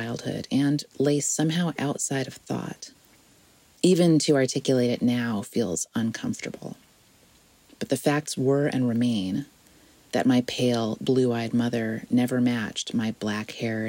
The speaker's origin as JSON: {"language": "English", "town": "South Bend", "region": "Indiana", "country": "United States", "tie": "born or raised there", "said": "where I was growing up in South Bend, Indiana"}